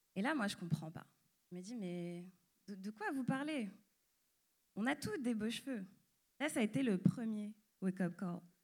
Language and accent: French; France; suis née, j'ai grandi en France et je suis d'origine martiniquaise